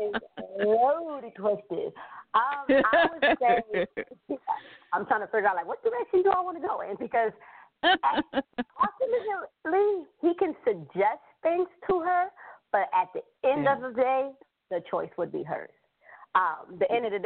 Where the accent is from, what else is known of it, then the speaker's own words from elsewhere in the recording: Rochester, New York, United States; a community organization I created for young girls in my hometown, which I live in Rochester, New York